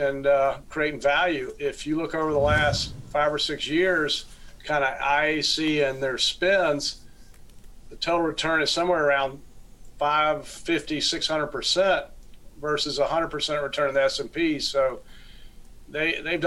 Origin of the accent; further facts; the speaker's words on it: Florida, United States; my home state of Florida